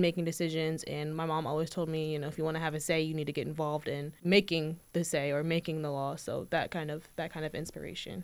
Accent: Hanover, Virginia, United States; also born or lived in Richmond, Virginia; I'm originally from, like, Hanover, so that area as well

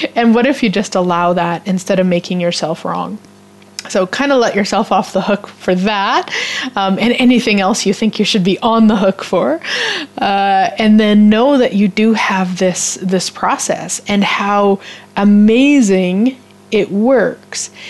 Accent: Canada; as a Canadian

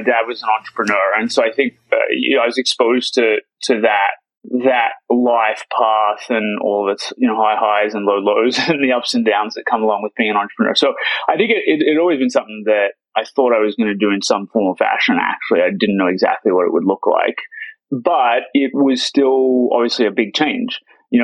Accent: Sydney, New South Wales, Australia; now in United States; I grew up in Sydney, actually, which is the biggest city in the country. Amazing quality of life, great place to live.

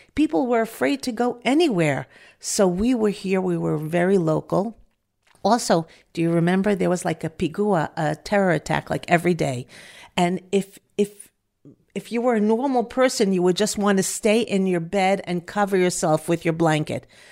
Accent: Five Towns, New York, United States; moved away as an adult; now in Efrat, Israel; I'm from the Five Towns origi-, originally

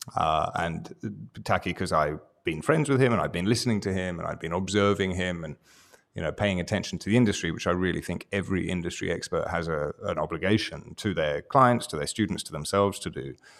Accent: England, United Kingdom; I'm, I'm English

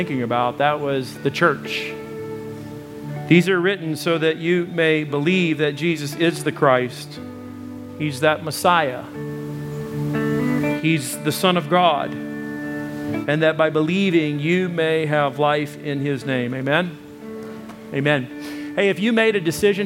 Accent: United States; moved away; I come from Arkansas, Texas area

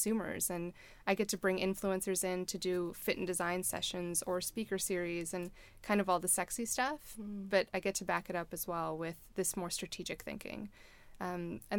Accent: Baltimore, Maryland, United States; moved away as an adult; also born or lived in Colorado; I went back to my hometown of Baltimore

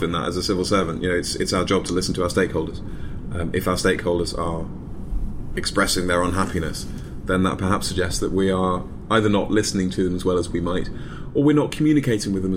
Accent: United Kingdom; moved away as an adult; now in United States; My accent slightly gives away which country I'm from

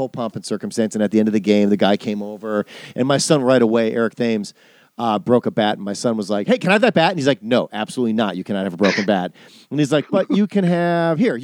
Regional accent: Wisconsin, United States; I'm from Wisconsin.

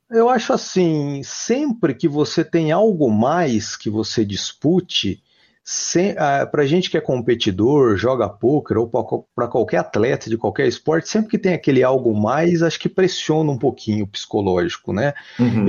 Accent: Ourinhos, São Paulo, Brazil; moved away as an adult; now in Londrina, Brazil; eu sou do interior de São Paulo, sou de Ourinhos, né? Interior de São Paulo. Vim para Londrina já faz aí, já fazem 13 anos

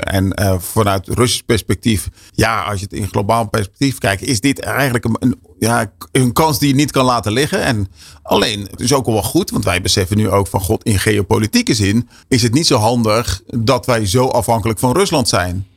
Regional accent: Westland, South Holland, Netherlands; ik kom zelf uit het Westland

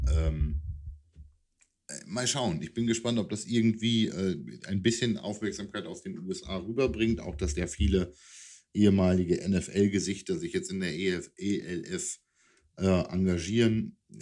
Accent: East Frisia, Lower Saxony, Germany; als Ostfriese

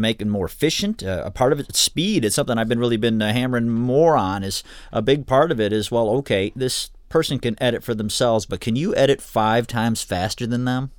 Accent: Ann Arbor, Michigan, United States; now in Kalamazoo, United States; I grew up in Ann Arbor originally

